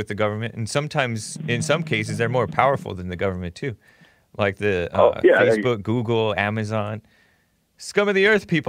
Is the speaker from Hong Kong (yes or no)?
yes; Hong Kong; I used to go with my Chinese friend. I'm from Hong Kong.